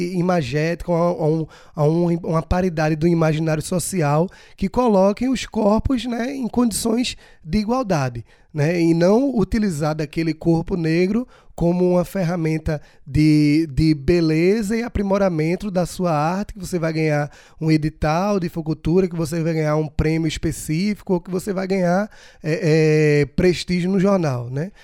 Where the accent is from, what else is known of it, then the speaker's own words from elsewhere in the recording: Brazil; nasci no Brasil, sou brasileiro